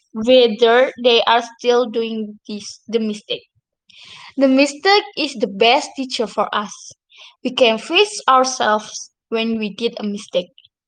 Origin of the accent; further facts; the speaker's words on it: Kedungtuban, Central Java, Indonesia; also born or lived in Blora; I was born in Blora on July 28, 2004. And I'm originally from Kedungtuban.